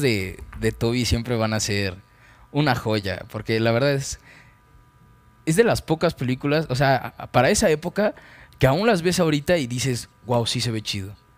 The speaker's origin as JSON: {"language": "Spanish", "country": "Mexico", "said": "soy mexicano"}